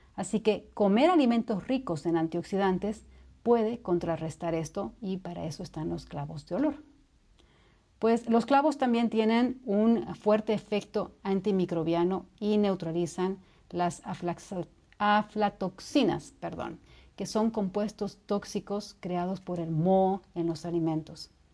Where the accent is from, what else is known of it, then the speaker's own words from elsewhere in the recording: Bolivia; Bolivia, que es de donde soy